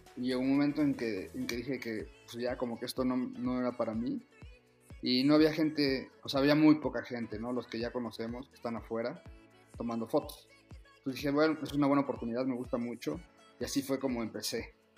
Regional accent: Mexico; soy el, primer mexicano

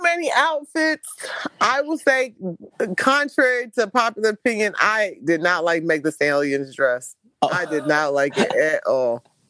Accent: Houston, Texas, United States; even though I'm from Houston

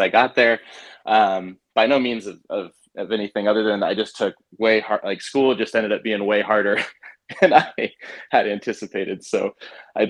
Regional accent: Salem, Oregon, United States; I was born and raised in Salem.

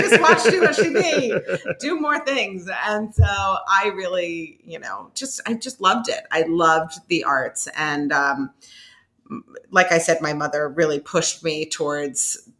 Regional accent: Washington, District of Columbia, United States; moved away as an adult; also born or lived in Syracuse, New York; I grew up in the Washington, D.C. area

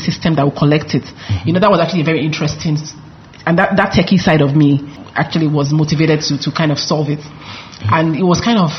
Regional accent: Lagos, Nigeria; also born or lived in United States; as a Nigerian, passionate Lagosian

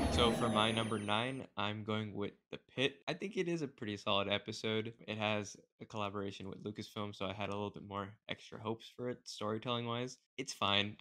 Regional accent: India; I am also Indian

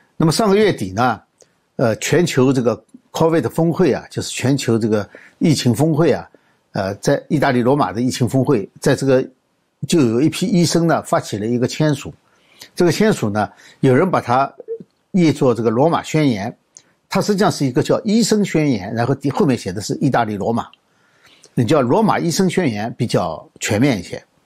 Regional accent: China; 我们中国人

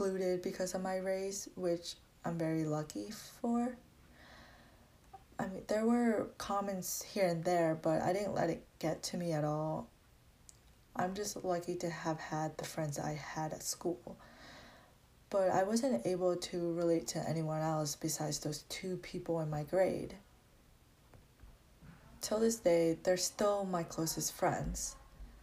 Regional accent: Dedham, Massachusetts, United States; moved away as an adult; now in Randolph, United States; Growing up in Dedham, it made me distance myself from my own culture

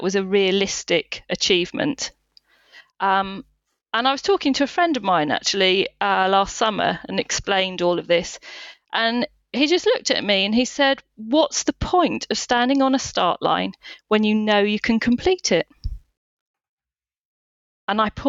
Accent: Worthing, South East England, United Kingdom; the South Downs Way 50, which starts in my hometown of Worthing

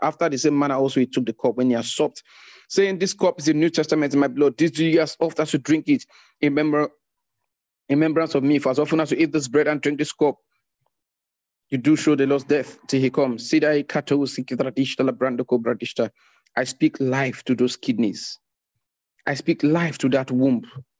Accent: Zambia; from Zambia. It's my first time joining this meeting and I'm grateful.

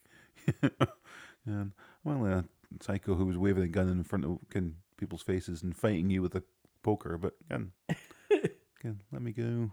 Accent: Scotland, United Kingdom; I am from Scotland

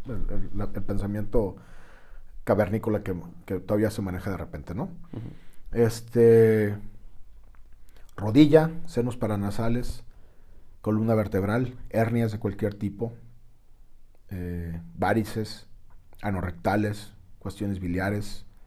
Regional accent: Mexico

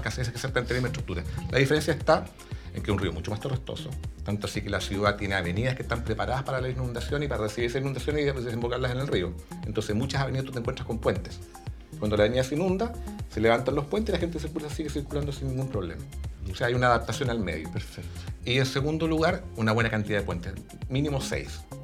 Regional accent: Argentina; also born or lived in Santiago, Chile; now in Chile; yo además me crié en mi infancia en Argentina, en ciudades con ríos donde uno hacía actividad de río.

